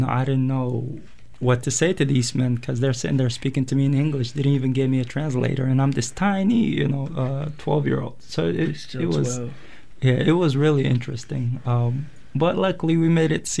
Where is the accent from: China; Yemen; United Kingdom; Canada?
Yemen; born or raised there; moved away as an adult; also born or lived in Eritrea; now in United States